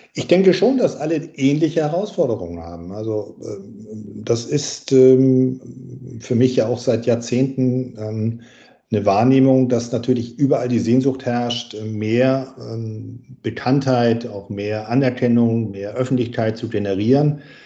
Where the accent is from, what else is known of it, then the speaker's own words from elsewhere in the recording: Winsen, Lower Saxony, Germany; ich komme aus Norddeutschland, also südlich von Hamburg, aus Winsen-Luhe